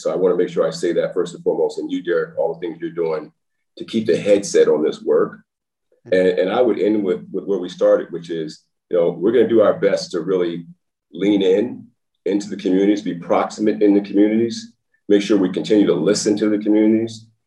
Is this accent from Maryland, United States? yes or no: yes; Baltimore, Maryland, United States; moved away as an adult; also born or lived in Nashville, Tennessee / Los Angeles, California; now in Texas, United States; I know where I'm from when I grew up in Baltimore